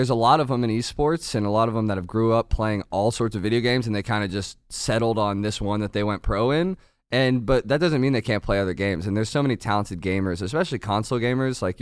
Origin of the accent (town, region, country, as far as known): Northern Virginia, United States